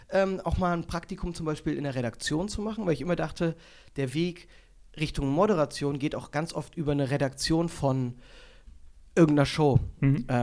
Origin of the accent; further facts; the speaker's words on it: Germany; weil da merkst du auch, wie oberflächlich wir grundsätzlich äh, als Deutsche sind